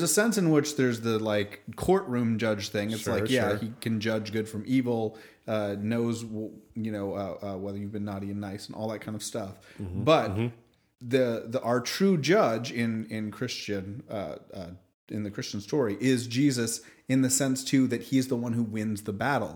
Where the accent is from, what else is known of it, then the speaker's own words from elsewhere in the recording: Canada; I'm Canadian. Very proudly so